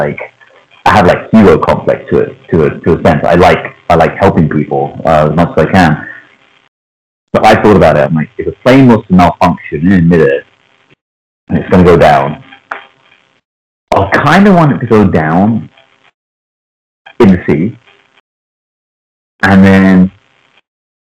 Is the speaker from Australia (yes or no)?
no; England, United Kingdom; first language Punjabi; English is a second language; I was born and raised in England, my parents spoke our mother tongue to us in the household